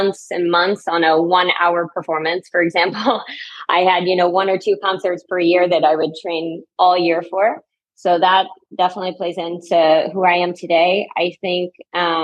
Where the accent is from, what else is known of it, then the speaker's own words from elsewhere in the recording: Knoxville, Tennessee, United States; moved away as an adult; also born or lived in New York City / Paris; from Knoxville, Tennessee, originally.